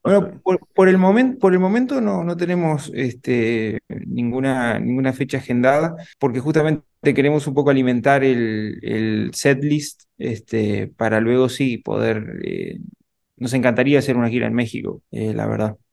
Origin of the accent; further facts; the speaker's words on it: Uruguay; yo soy de Uruguay